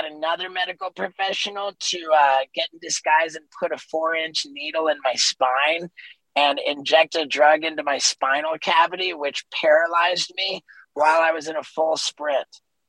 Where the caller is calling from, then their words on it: Los Angeles, California, United States; I am in Los Angeles.